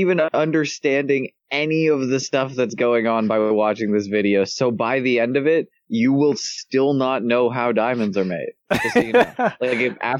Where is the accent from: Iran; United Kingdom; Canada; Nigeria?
Canada; I'm Canadian.